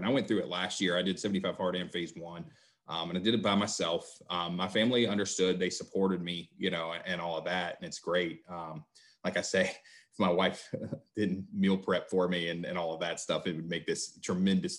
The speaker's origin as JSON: {"language": "English", "region": "West Virginia", "country": "United States", "said": "I am from West Virginia, sometimes referred to as Best Virginia"}